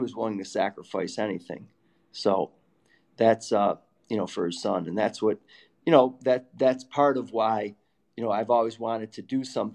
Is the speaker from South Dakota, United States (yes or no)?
no; Syracuse, New York, United States; moved away; also born or lived in Boston; the house that I, you know, grew up in since I was six in Syracuse